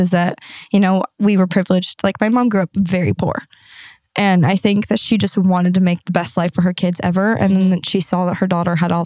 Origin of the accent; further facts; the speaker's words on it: San Diego, California, United States; also born or lived in Arizona / Toronto; I moved back home to San Diego